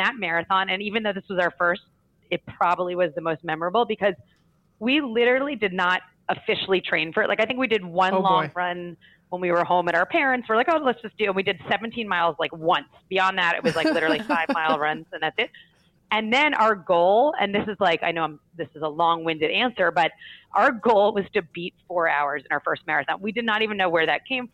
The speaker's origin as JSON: {"language": "English", "region": "New York", "country": "United States", "said": "as a New Yorker"}